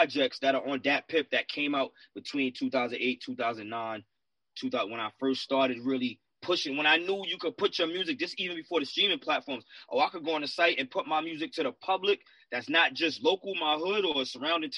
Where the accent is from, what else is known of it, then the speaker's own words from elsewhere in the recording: Bay Shore, New York, United States; I'm New York, but I'm from Long Island, New York.